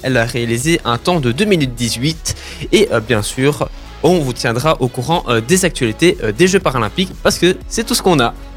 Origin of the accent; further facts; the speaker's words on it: Brussels, Brussels-Capital Region, Belgium; je viens de Bruxelles à la base